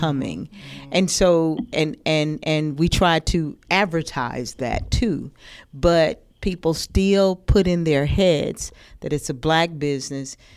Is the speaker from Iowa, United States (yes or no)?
no; Athens, Georgia, United States; Athens, Georgia, my hometown